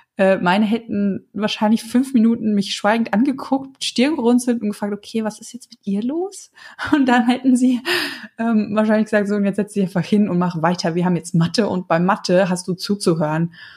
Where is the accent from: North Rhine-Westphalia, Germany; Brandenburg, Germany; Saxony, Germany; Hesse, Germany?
Hesse, Germany; bei uns in Hessen